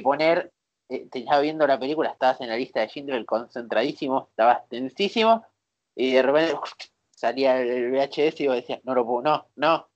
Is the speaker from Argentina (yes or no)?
yes; Buenos Aires, Argentina; somos de Buenos Aires